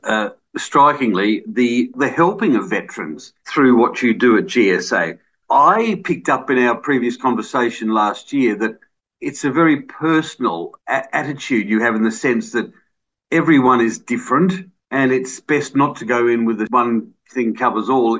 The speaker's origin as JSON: {"language": "English", "town": "Adelaide", "region": "South Australia", "country": "Australia", "tie": "born or raised there", "said": "I'm from Adelaide. I was born in Adelaide too. We've lived around Mitcham and Kingswood and that."}